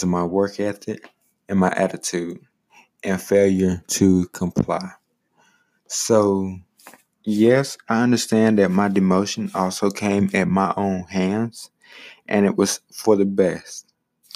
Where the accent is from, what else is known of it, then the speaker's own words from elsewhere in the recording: South Carolina, United States; my home state